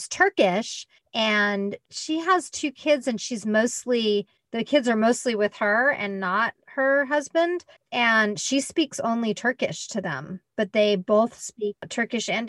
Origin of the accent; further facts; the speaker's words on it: United States; now in France; being an American and living in France